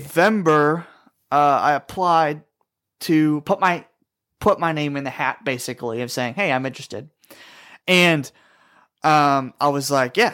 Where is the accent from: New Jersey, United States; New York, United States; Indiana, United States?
New York, United States; Glens Falls; my hometown of Glens Falls, New York.